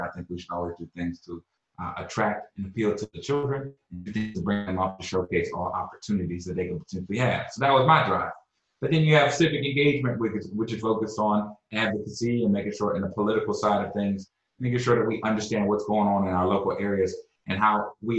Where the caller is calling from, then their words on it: Austin, Texas, United States; I'm calling in from my office in Austin, Texas.